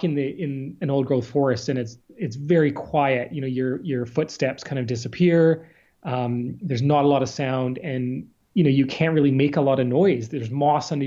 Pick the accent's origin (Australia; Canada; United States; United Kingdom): Canada; Salt Spring Island, British Columbia; I was born on the coast. I'm from Salt Spring Island and grew up, you know, in these forests